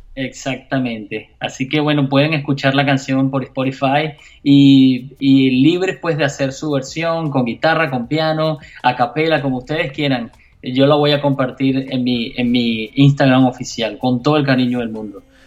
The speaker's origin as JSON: {"language": "Spanish", "country": "Venezuela", "moved": "yes", "lives_now": "Miami, United States", "said": "mi país, en Venezuela"}